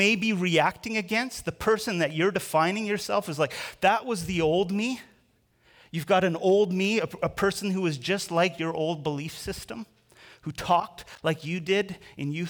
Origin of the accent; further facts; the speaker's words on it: Canada; I'm Canadian.